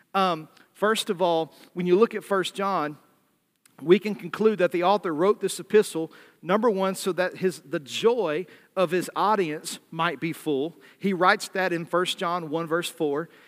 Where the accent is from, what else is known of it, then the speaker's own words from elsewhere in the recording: the South, United States; accent: Southern; moved away; I was raised in the South